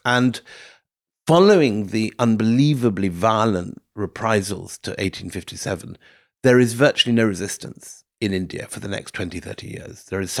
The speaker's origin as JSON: {"language": "English", "region": "Scotland", "country": "United Kingdom", "said": "Speaking as a Scot, the Scots always like to feel that, they're with William Wallace and that they're in the resistance, eternally down crushed by the English."}